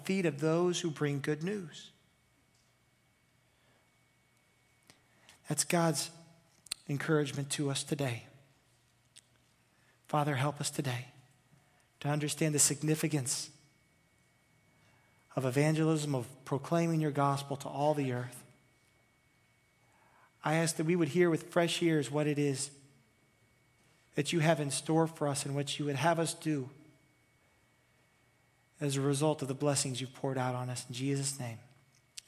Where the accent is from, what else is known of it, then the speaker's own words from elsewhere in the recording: United States; I'm an American. I'm from the United States.